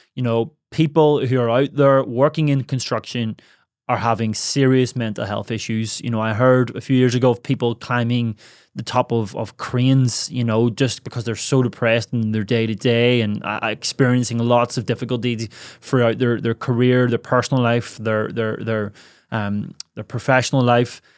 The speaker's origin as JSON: {"language": "English", "country": "Ireland", "tie": "born or raised there", "moved": "yes", "said": "my hometown in Ireland"}